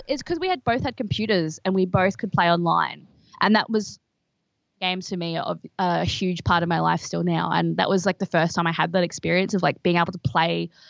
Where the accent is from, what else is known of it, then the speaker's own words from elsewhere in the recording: Brisbane, Queensland, Australia; I'm from Brisbane in Queensland, which is a small city